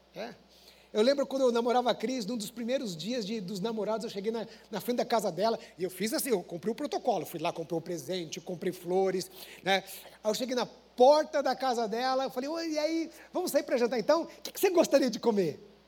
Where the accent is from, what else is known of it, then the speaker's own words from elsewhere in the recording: Paraná, Brazil; eu sou paranaense